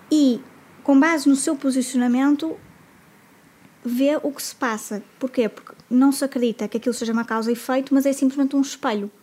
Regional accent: Porto, Norte, Portugal; Eu é sou de cá, do Porto.

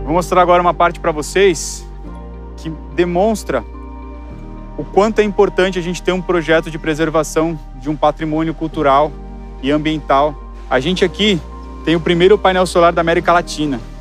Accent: Guarujá, São Paulo, Brazil; eu sou engenheiro ambiental, nasci no Guarujá

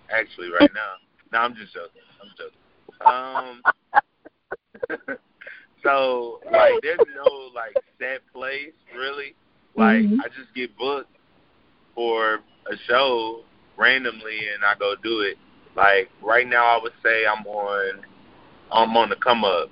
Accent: Chicago, Illinois, United States; I'm from Chicago, Illinois

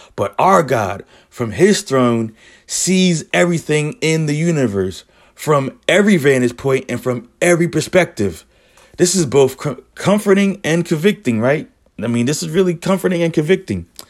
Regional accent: Philadelphia, Pennsylvania, United States; I'm from Philly.

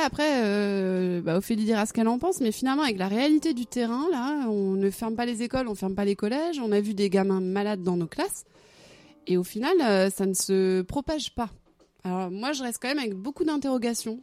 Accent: Arradon, Brittany, France; now in Rennes, France; À Aradon, dans le Morbihan

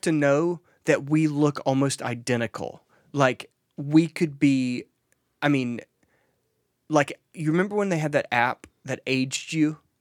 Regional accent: Mississippi, United States; I'm from Mississippi

